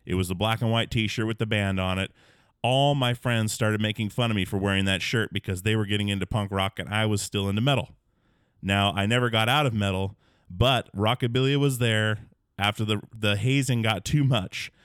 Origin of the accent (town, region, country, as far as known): Alaska, United States; born or raised there